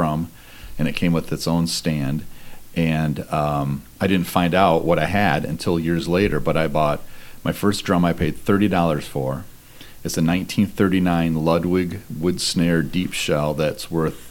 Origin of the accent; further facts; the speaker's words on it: Farmington, Michigan, United States; I grew up in Farmington outside of Detroit